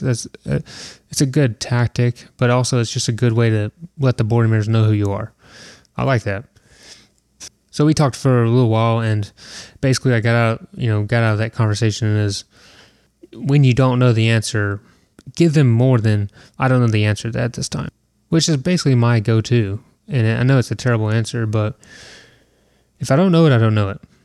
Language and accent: English; Southeast, United States; I am from the Southeast